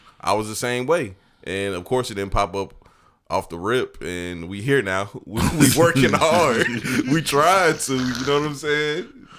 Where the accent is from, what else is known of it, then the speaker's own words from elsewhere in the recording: Evans, Georgia, United States; I'm a military brat, dog. I pretty much done been like a little bit of everywhere, but I spent most of my life, like half of my life, in Evans, Georgia.